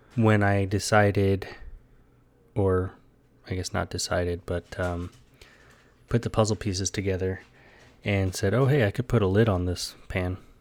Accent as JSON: {"language": "English", "region": "Texas", "country": "United States", "tie": "born or raised there", "also_born_or_lived": "Hawaii", "moved": "as an adult", "said": "being in Texas, growing up in Texas"}